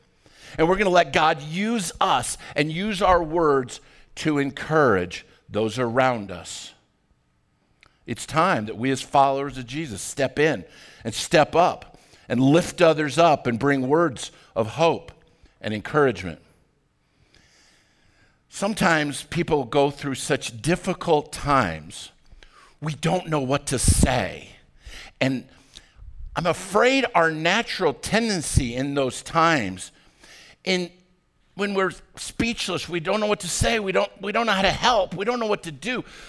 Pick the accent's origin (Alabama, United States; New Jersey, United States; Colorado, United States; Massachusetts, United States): Colorado, United States; Arvada; When I was growing up in Arvada, I went to high school at Arvada High School